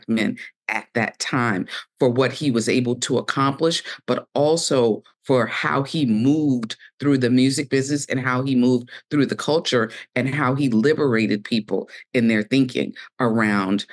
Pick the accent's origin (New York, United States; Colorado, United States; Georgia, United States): Georgia, United States; Savannah; I am born and raised in Savannah, Georgia